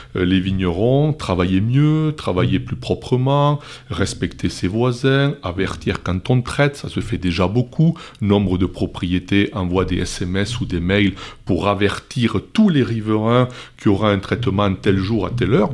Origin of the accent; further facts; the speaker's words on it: Gironde, Nouvelle-Aquitaine, France; chez nous, en Gironde